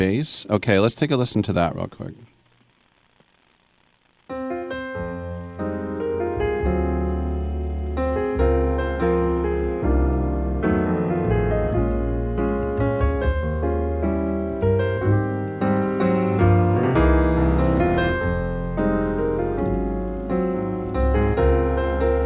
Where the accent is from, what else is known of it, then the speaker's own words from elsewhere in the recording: El Cerrito, California, United States; a band from my hometown of El Cerrito, California